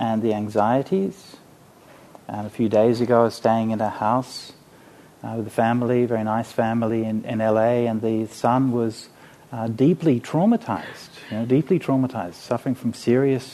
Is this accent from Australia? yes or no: yes; Australia; I was from Australia